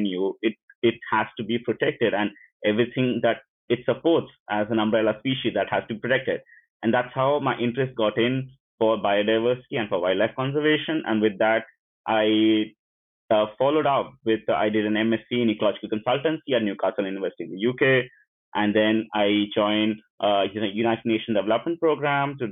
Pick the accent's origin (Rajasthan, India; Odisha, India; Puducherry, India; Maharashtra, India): Puducherry, India; moved away as an adult; now in Bologna, Italy; I am from India, and I come from a small town on the southeast coast of India called Pondicherry